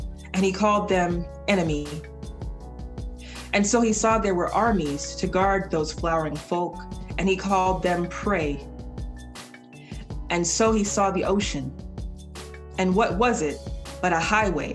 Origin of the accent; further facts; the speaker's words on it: the South, United States; as a Southerner and as a Black person